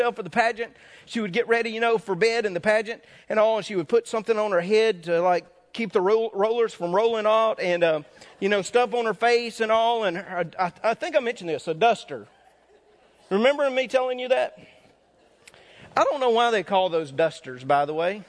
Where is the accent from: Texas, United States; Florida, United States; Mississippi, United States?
Mississippi, United States; North; moved away; I grew up in Mississippi. We didn't have much entertainment around in North Mississippi when I grew up.